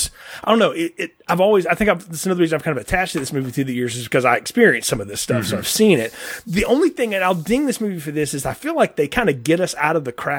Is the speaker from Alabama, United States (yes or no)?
yes; Talladega, Alabama, United States; growing up around Talladega culture